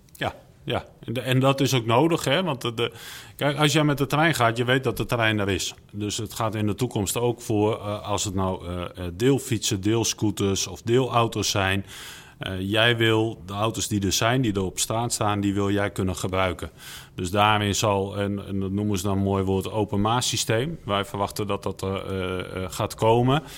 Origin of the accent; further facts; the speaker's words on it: Netherlands; wij als Nederlander